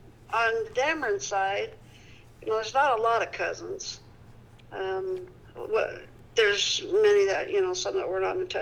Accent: Peru, Indiana, United States; I was born here in Peru.

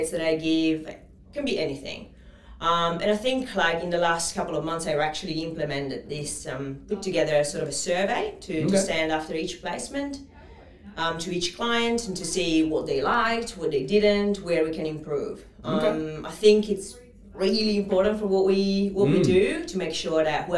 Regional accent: Italy; English is a second language; moved away as an adult; now in Australia; as you can probably pick up from my accent, I'm not originally from Australia. I'm Italian. I've been in Australia, this beautiful country, for 10 years

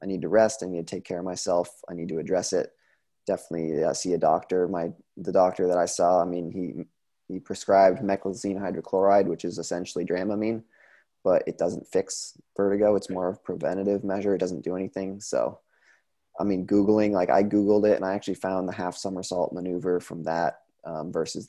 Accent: Vermont, United States; moved away as an adult; also born or lived in Sun Valley, Idaho; I'm from Vermont, you know, it's an hour and a half, Craftsbury is an hour and a half from my home

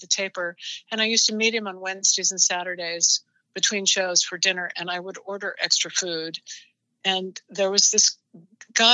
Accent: Portland, Oregon, United States; I grew up in Portland, Oregon

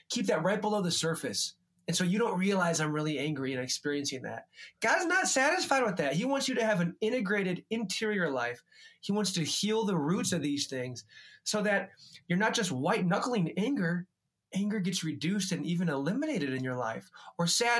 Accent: United States; being an American man

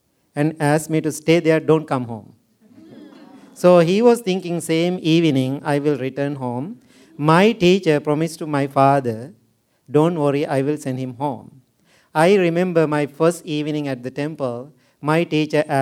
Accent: Sri Lanka; moved away; I was born and raised in Sri Lanka.

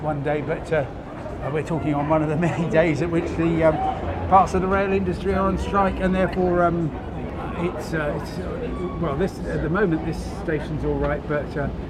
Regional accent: Crawley, South East England, United Kingdom; I come from Crawley.

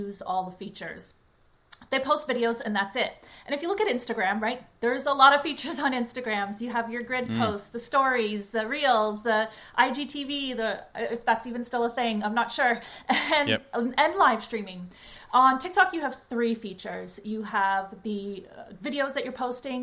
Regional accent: Canada; also born or lived in Toronto, Canada; I'm Canadian and based in Toronto

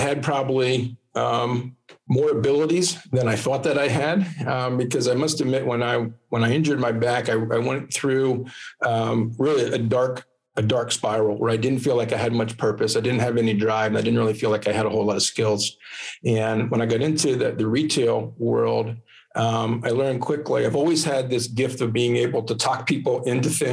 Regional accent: Lancaster County, Pennsylvania, United States; also born or lived in Philadelphia; I was born and raised in Lancaster County, Pennsylvania. And I've been there all my life.

